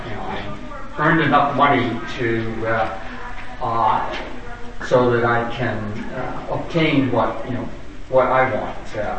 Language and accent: English; San Francisco, California, United States; I'm from San Francisco.